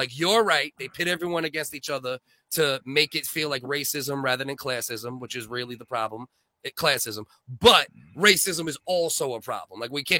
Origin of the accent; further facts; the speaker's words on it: United States; now in Canada; I grew up in America